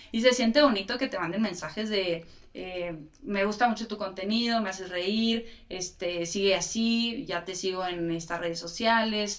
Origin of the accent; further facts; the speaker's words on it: Chihuahua, Mexico; yo soy de Chihuahua